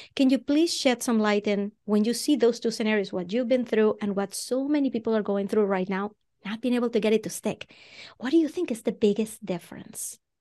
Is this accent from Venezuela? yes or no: yes; Venezuela; English is a second language; moved away as an adult; now in Boston, United States; I'm originally from Venezuela. That's where the accent comes from